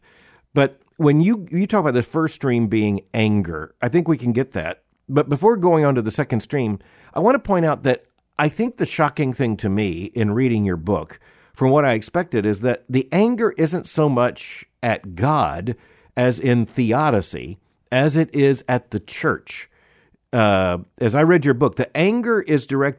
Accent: United States; being an American

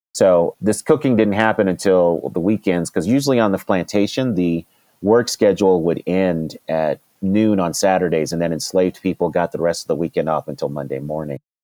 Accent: Denver, Colorado, United States; also born or lived in Washington, D.C.; I grew up in Denver, Colorado

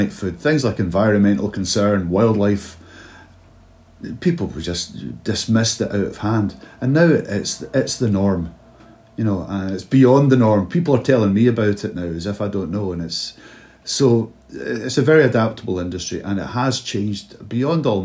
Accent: Drymen, Scotland, United Kingdom; born or raised there; also born or lived in Clydebank, Scotland / Glasgow, Scotland

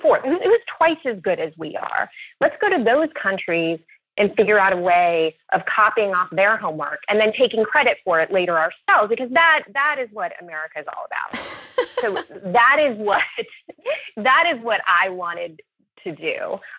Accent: Louisville, Kentucky, United States; born or raised there; moved away

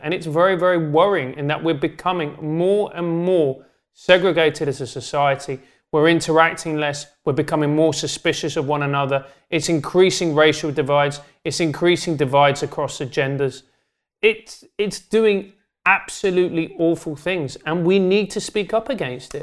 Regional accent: London, United Kingdom; I grew up in South London

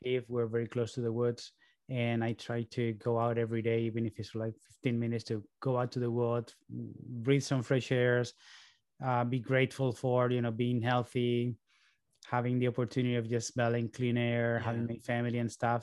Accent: Barcelona, Catalonia, Spain; moved away as an adult; also born or lived in New York, United States; now in Boston, United States; my parents moved to Barcelona when I was three so, you know, by all means, I am Spanish

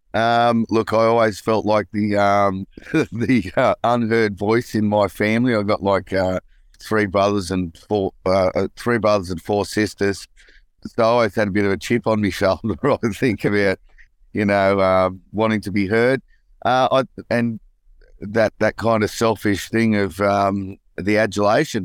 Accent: Newcastle, New South Wales, Australia; growing up in Newcastle, it was all about, uh, footy and surfing for me.

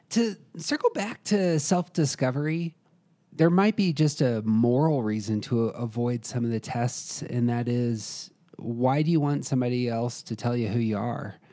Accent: United States; I'm an American

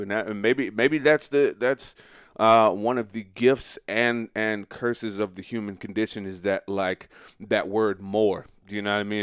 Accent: Montgomery, Alabama, United States; I'm from Montgomery, Alabama

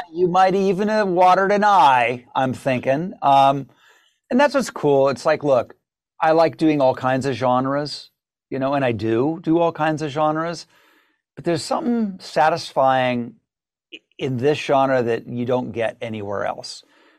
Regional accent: Ohio, United States; I grew up in Ohio, southern Ohio, so it's within shouting distance, I guess.

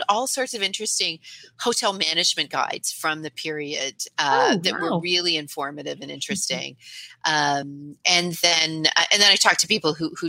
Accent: Canada; even though as a Canadian, the king is the head of state for us here.

